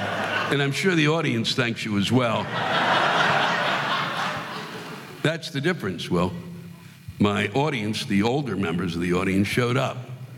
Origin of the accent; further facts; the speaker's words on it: Hampton Roads, Virginia, United States; I come from Hampton Roads, Virginia, and I'll tell you, they renamed this area Hampton Roads, just so you know. It's really Norfolk, Virginia, and a couple of other small spots